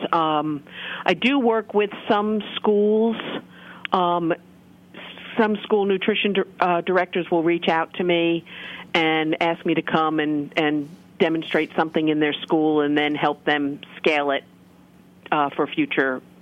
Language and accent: English; Michigan, United States; Michigan. What? Um, my home state.